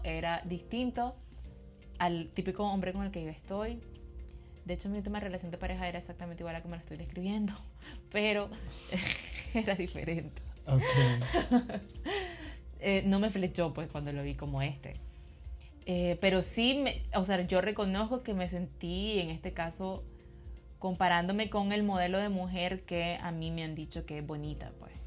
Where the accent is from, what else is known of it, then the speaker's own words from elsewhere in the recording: Nicaragua; como centroamericanas, como nicaragüenses